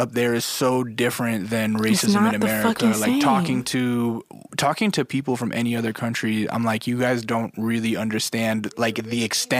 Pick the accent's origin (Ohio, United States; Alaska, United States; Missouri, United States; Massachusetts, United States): Alaska, United States; now in Los Angeles, United States; I grew up in the sticks, I grew up in Alaska.